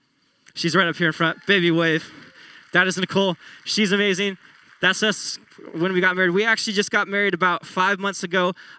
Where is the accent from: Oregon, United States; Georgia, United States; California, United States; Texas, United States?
Oregon, United States; Tualatin; also born or lived in Grants Pass / Salem; I went to high school in Tualatin, which is just south of Portland. I was born in Grants Pass. We lived in Salem for a while